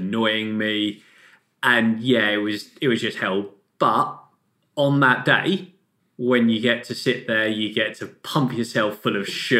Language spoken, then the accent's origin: English; Australia; Being an Aussie and Uber competitive, I'd hate to see a grown man cry when they lose to them.